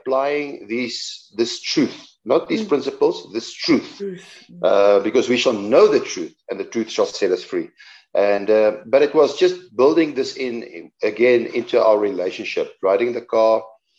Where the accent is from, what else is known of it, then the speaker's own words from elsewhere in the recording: South Africa; accent: Afrikaans; our accent, my Afrikaans accent